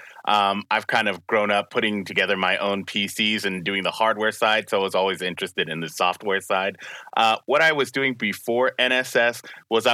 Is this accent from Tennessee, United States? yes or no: yes; Spring Hill, Tennessee, United States; I'm from Spring Hill, Tennessee.